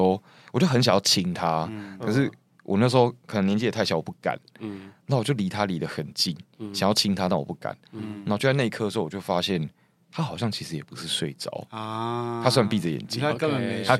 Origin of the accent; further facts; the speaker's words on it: Taiwan; 我没有，我当时真的没有办法洗澡，因为我一个台湾人，然后我没有来过这么冷，我真的要。